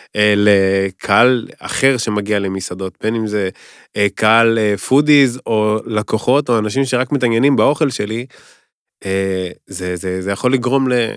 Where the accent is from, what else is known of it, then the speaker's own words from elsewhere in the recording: Kfar Saba, Central District, Israel; moved away as an adult; now in Tel Aviv, Israel; אני יליד כפר סבא, נולדתי, גדלתי בכפר סבא